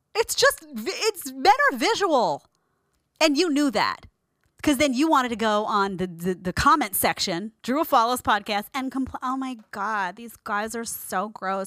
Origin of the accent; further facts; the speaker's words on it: New York City, New York, United States; accent: Brooklyn; If you hear a Brooklyn accent, it's 'cause I'm from Brooklyn